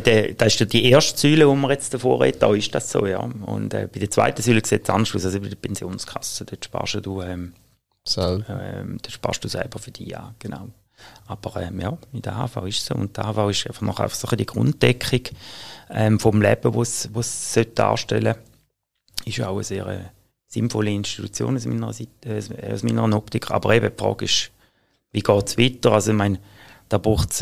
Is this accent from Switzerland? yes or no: yes; Switzerland; bei uns in der Schweiz